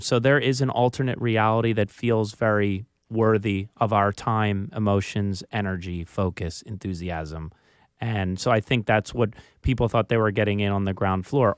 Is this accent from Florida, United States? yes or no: no; Philadelphia, Pennsylvania, United States; accent: Philly; moved away; I was from Philly